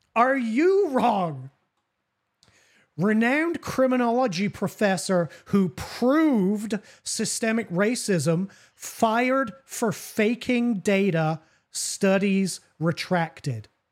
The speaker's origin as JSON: {"language": "English", "region": "England", "country": "United Kingdom", "tie": "born or raised there", "said": "I'm an Anglo-Saxon, well, literally an Anglo-Saxon white man, born and raised in England."}